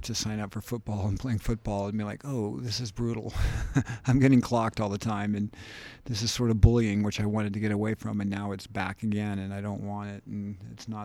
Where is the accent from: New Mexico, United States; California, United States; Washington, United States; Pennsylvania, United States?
California, United States; San Francisco; I was born in San Francisco